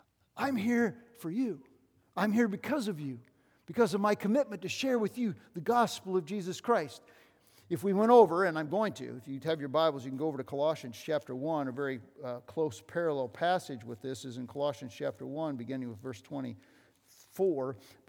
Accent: Iowa, United States; We came from Northwest Iowa, a bunch of farmers up there.

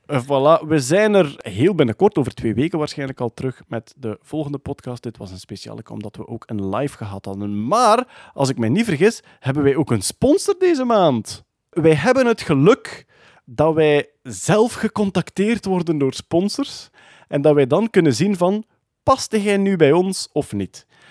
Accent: Meetjesland, Flanders, Belgium; accent: Meetjesland dialect; first language Meetjesland dialect (Dutch); mijn moedertaal, het Midtjesland

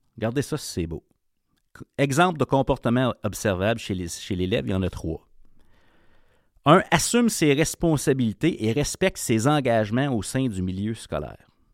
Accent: Ontario, Canada; Je viens de l'Ontario, donc je connais ce milieu-là, euh, j'ai grandi là

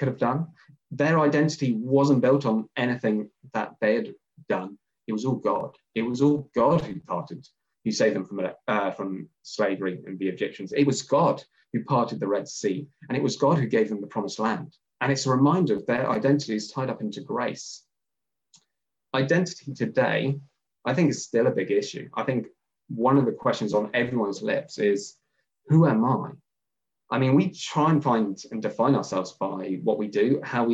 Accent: England, United Kingdom; I'm English

